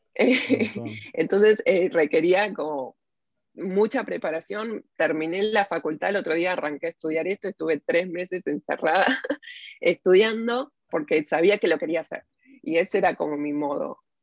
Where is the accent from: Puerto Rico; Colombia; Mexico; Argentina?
Argentina; Buenos Aires; moved away as an adult; now in Walnut Creek, United States; Nací en Buenos Aires, crecí ahí